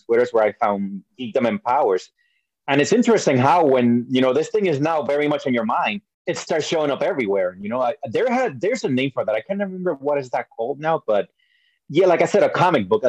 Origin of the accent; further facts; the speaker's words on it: Puerto Rico; also born or lived in New York; I was born in New York. I was raised in Puerto Rico